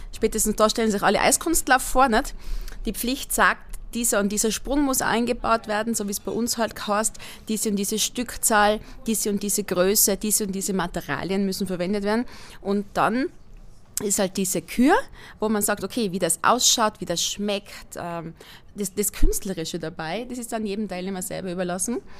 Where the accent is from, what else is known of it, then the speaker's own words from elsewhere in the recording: Inzing, Tyrol, Austria; moved away as an adult; also born or lived in Vienna; now in Styria, Austria; die Ortschaft, wo ich aufgewachsen bin, heißt Inzing. Wo ist das? In der Mitte von Tirol, zwischen Innsbruck und Delfs